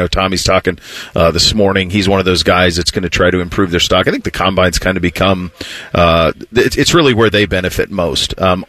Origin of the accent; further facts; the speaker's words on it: Florida, United States; Because I come from Florida, right? It's like sunny and blue sky, bluebird. I moved here in May of 07.